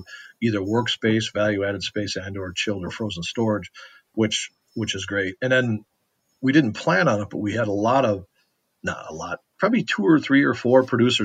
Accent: Westby, Wisconsin, United States; I'm from Westby

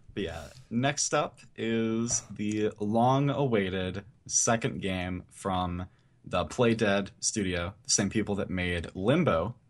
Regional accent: Indiana, United States; Born and raised in Indiana.

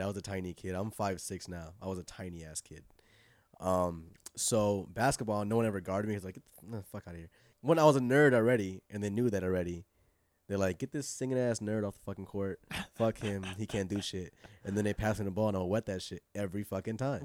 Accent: California, United States; moved away; also born or lived in Inglewood / Pasadena / San Fernando Valley; Inglewood, then, like, Pasadena, uh, the Valley, for a long time

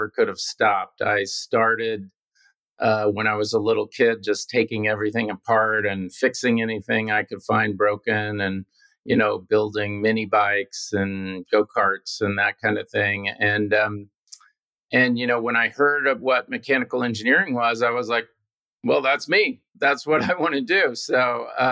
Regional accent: Houston, Texas, United States; also born or lived in Midland, Texas; I do remember a lot about growing up in Houston

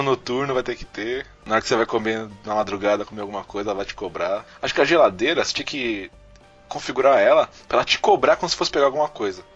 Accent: Brazil; A gente é brasileiro

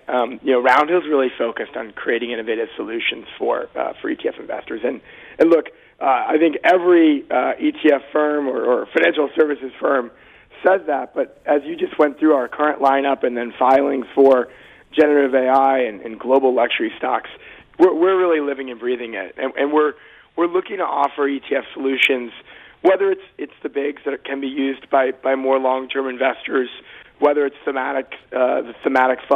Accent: Boston, Massachusetts, United States; I grew up in Boston

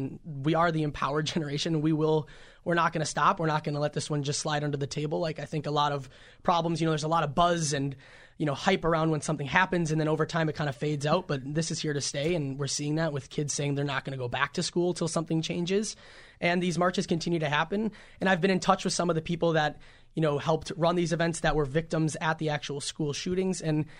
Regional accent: Minneapolis, Minnesota, United States; I'm 18 from Minneapolis, Minnesota.

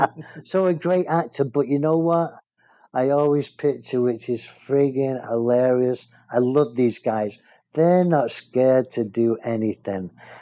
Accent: England, United Kingdom; born there; now in United States; is an American like me, but he's not really Australian, even though he was born in Australia like I was born in England.

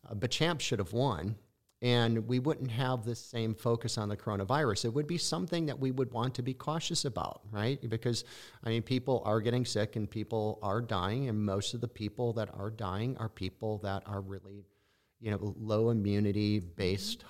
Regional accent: Midwest, United States; moved away; I'm initially from the Midwest

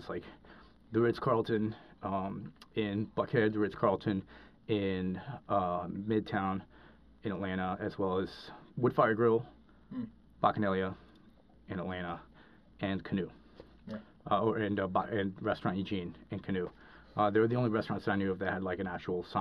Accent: Cali, Valle del Cauca, Colombia; moved away; when I grew up in Colombia, I grew up in, lived in the city of Cali in Colombia

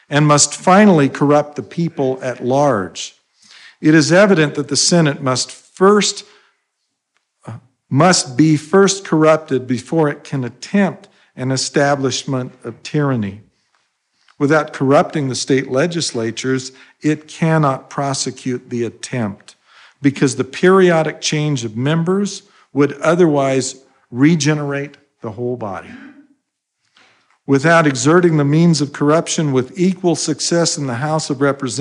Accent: Idaho, United States; When I was growing up in Idaho

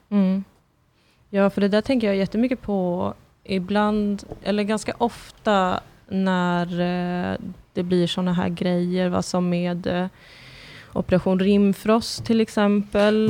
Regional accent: Sweden; also born or lived in Kurdistan; som svensk

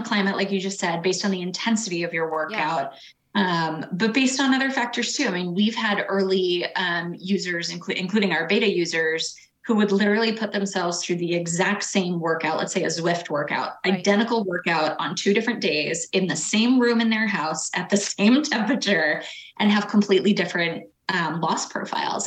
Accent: Boston, Massachusetts, United States; I'm born and raised in Boston

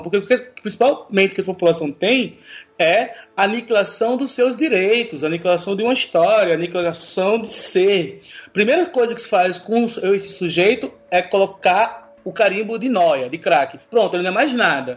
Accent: Maceió, Alagoas, Brazil; Eu sou de Maceió, sou de Alagoas, né? E eu estava no colégio do ensino médio lá

